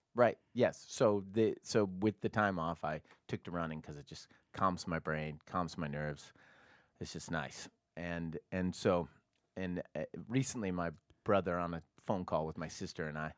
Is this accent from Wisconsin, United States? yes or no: no; Portland, Oregon, United States; I grew up in Portland, Oregon